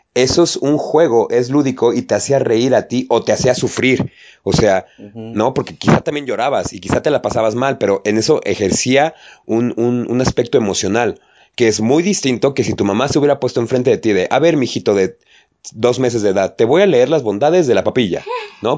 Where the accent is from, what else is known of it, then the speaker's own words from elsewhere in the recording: Mexico; a nosotros como mexicanos